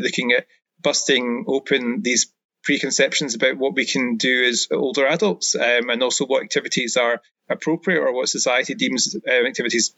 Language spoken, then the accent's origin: English; Ayrshire, Scotland, United Kingdom; also born or lived in Bavaria; now in Glasgow, United Kingdom; I'm originally from Ayrshire, but now my Glaswegian, after living there for a few years, is pretty fluent as well.